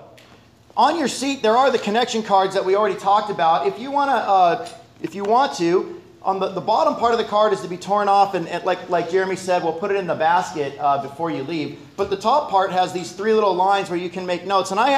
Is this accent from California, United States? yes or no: yes; Los Angeles, California, United States; We're both native Angelenos. We're from Los Angeles. She grew up in Westchester. I grew up in the San Fernando Valley.